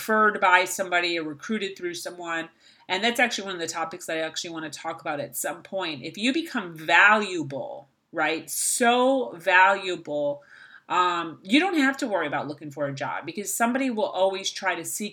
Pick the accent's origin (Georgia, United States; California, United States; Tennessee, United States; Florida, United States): Florida, United States; here in my hometown of Florida